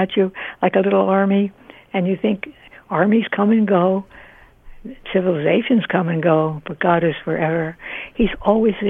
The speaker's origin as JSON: {"language": "English", "region": "New Jersey", "country": "United States", "tie": "born or raised there", "also_born_or_lived": "Delaware / Tennessee", "said": "up we went to New Jersey, and I was safely brought into this world."}